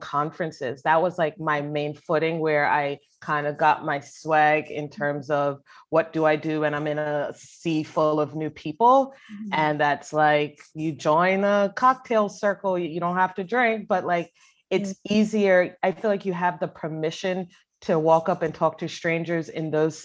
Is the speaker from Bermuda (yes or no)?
yes; Bermuda; moved away as an adult; also born or lived in North Carolina, United States; now in United States; I grew up in Bermuda